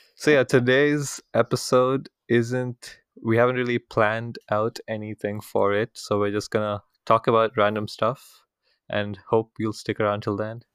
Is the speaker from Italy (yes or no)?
no; India; moved away; coming from India where I'm from